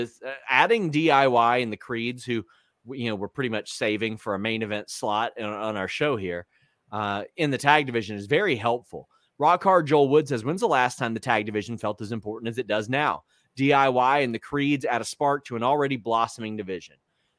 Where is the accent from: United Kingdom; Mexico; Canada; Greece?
Canada; I'm just a Canadian.